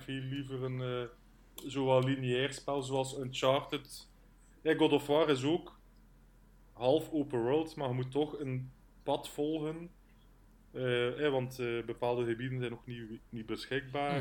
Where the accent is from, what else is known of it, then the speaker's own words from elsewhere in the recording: Wondelgem, Flanders, Belgium; ik ben afkomstig van Wondelhem.